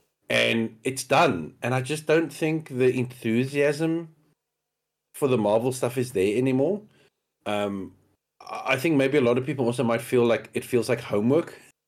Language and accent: English; Australia; You know, being an Australian